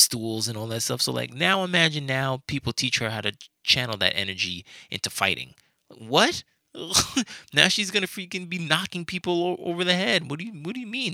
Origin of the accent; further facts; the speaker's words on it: New York, United States; I'm from New York